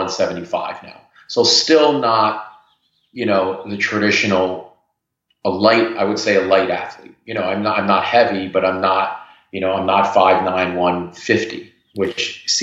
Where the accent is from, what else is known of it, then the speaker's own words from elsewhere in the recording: New Jersey, United States; moved away as an adult; also born or lived in London, United Kingdom / Geneva, New York; now in New York, United States; I grew up in New Jersey